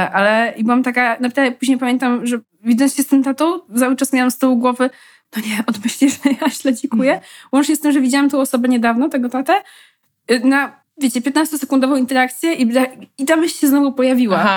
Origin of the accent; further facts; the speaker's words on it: Podlaskie Voivodeship, Poland; accent: Podlasie; Czyli jestem z Podlasia i mówię z podlaskim akcentem.